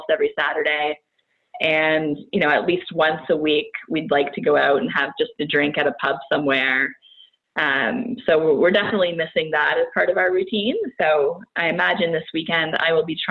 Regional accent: Brockville, Ontario, Canada; also born or lived in Barrie, Ontario; now in Ottawa, Canada; We're originally from near this area, so I'm from Brockville, Ontario

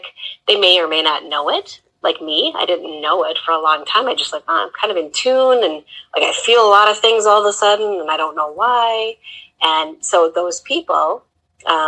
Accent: Wisconsin, United States; I actually grew up in an old farmhouse on a dairy and hog farm in Wisconsin

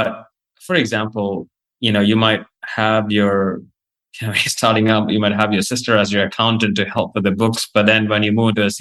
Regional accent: Australia; also born or lived in India / New York; now in United States; I grew up in Australia.

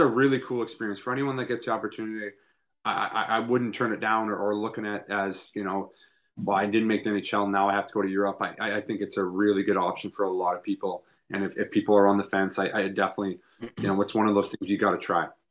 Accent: Canada; as a Canadian kid

